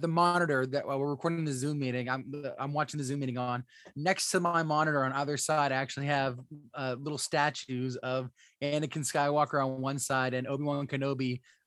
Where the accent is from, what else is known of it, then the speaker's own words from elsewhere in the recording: Florida, United States; I'm from Florida. Sand is all around us. We had nothing but sand